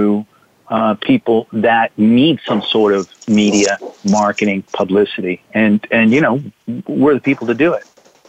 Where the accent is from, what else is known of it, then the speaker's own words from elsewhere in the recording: Virginia, United States; moved away as an adult; also born or lived in Arizona; I'm from Virginia